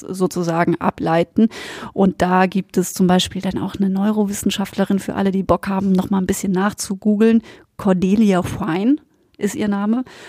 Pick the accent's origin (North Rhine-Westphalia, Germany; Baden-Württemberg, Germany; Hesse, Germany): Baden-Württemberg, Germany; Black Forest; ich bin aus dem Schwarzwald.